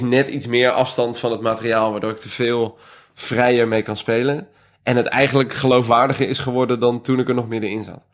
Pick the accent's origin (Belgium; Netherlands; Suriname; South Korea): Netherlands; South Holland; het dorp waar ik vandaan kom